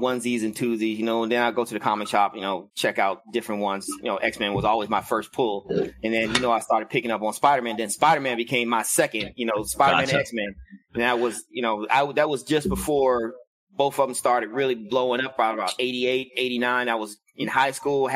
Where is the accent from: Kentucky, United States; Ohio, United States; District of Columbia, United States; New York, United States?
District of Columbia, United States; Washington; moved away; I am originally from Washington, D.C.